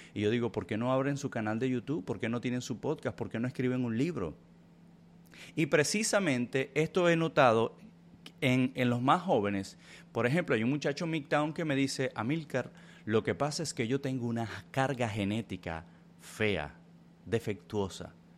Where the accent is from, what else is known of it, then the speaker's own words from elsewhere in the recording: Venezuela; Yo soy venezolano, yo soy hispano